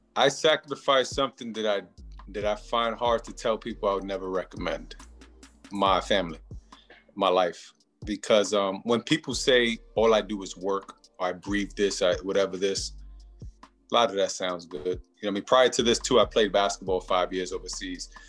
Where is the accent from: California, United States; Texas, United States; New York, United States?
New York, United States; I'm from New York